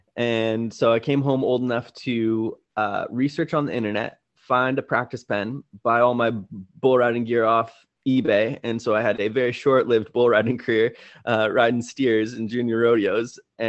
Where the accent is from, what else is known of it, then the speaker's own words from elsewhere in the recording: Wenatchee, Washington, United States; also born or lived in Seattle; I was born in Seattle, 6 months old, moved to Wenatchee, Washington, which is the apple capital of the world to this day, on the Columbia River there.